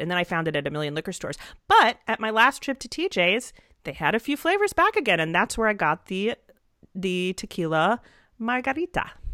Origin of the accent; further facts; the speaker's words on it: Atlanta, Georgia, United States; I'm from Atlanta